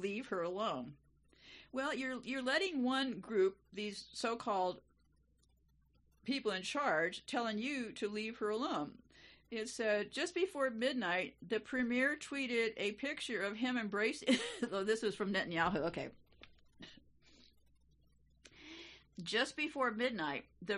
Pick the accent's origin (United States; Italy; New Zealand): United States; being an American in this country